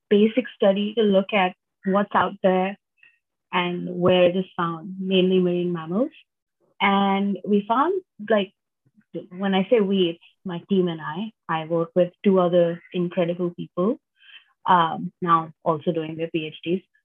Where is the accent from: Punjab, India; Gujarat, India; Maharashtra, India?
Maharashtra, India; Mumbai; I'm from Mumbai originally. Um, that's on the west coast of India